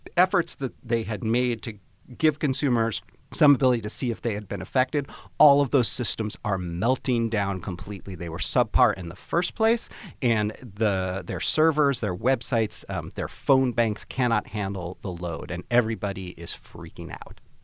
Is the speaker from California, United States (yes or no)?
no; Chicago, Illinois, United States; moved away; my friends, uh, from back home in Chicago where I grew up.